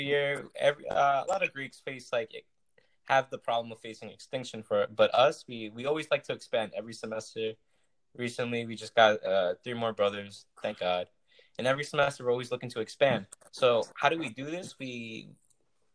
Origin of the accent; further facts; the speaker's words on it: Long Island, New York, United States; growing up in Long Island